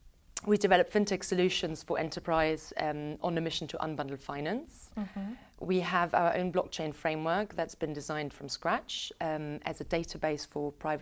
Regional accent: Munich, Bavaria, Germany; now in United Kingdom; you know, I'm originally from Munich in Germany

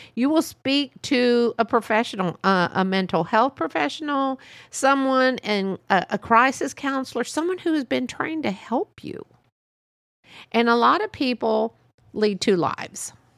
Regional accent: United States; I was born here, my parents were born here

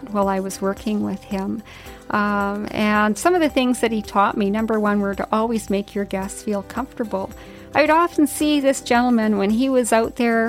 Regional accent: Yukon, Canada; when I was a little girl growing up in the Yukon.

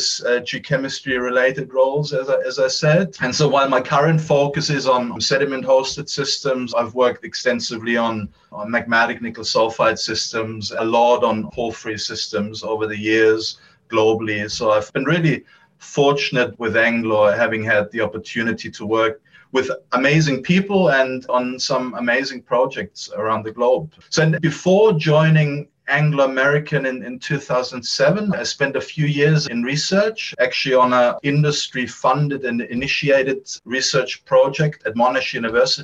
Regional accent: Munich, Bavaria, Germany; moved away; originally I'm from Germany, from Munich in Germany.

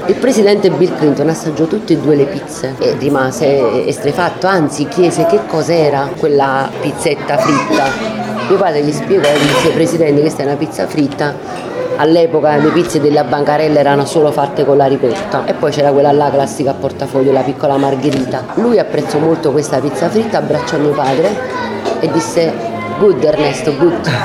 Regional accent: Naples, Campania, Italy; sono nata e cresciuta qua tra i sacchi di farina

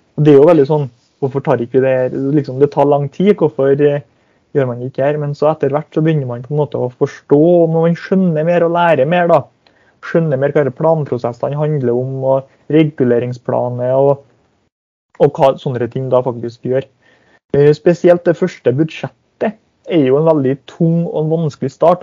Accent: Hemne, Trøndelag, Norway; moved away as an adult; jeg kommer jo ikke til å bo noe i hjemkommunen min

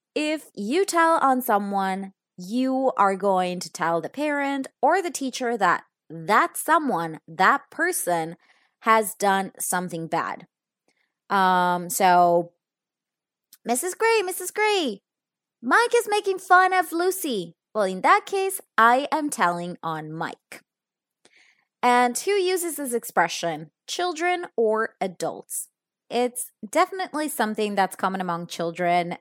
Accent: Italy; now in Spain; I am actually in my childhood bedroom because I am in Italy. If you don't know this yet, I am actually from Italy, so my family lives here

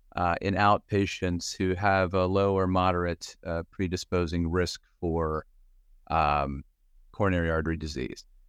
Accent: Western Pennsylvania, United States; moved away as an adult; also born or lived in Philadelphia; now in Cleveland, United States; I grew up in Western Pennsylvania

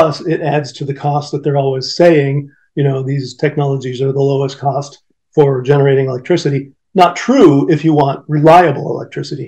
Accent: Michigan, United States; right here in my home state of Michigan

